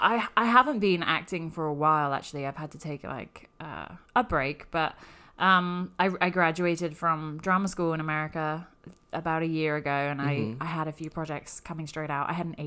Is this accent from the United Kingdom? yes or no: yes; United Kingdom; accent: quite posh for England; now in New York, United States; I am British